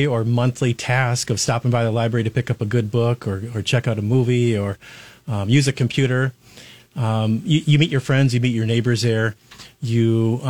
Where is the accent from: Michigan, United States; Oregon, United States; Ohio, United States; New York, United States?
Michigan, United States; moved away as an adult; also born or lived in Lansing, Michigan / Kalamazoo, Michigan; now in Lincoln, United States; Born and raised in Michigan, so Nebraska is totally new for my wife and I. I was born in Lansing